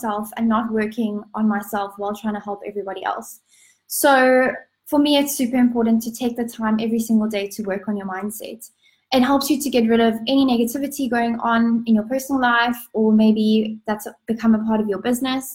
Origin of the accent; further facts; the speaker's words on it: Cape Town, Western Cape, South Africa; I'm from Cape Town, South Africa